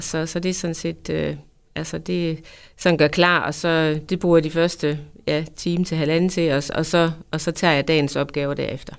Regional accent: Djursland, Central Denmark Region, Denmark; er jo en ganske almindelig, øh, jævn jysk pige, øh, født og opvokset på Djursland

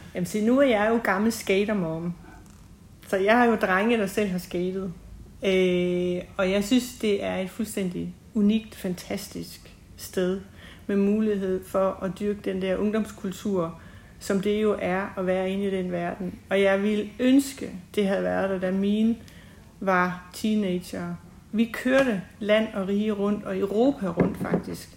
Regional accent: Vamdrup, Southern Denmark, Denmark; moved away as an adult; also born or lived in Kolding / United States / Copenhagen / Tinglev; now in Haderslev, Denmark; jeg er født og opvokset i Vamdrup

